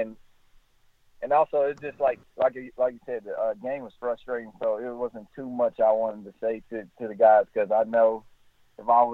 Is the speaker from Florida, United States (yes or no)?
yes; Orlando, Florida, United States; we're from Orlando together.